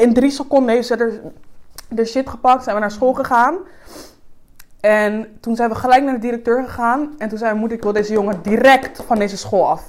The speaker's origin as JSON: {"language": "Dutch", "country": "Suriname", "moved": "yes", "lives_now": "Netherlands", "said": "ik kom net uit Suriname. Ik, like, ik ben, daar ben ik geen black girl."}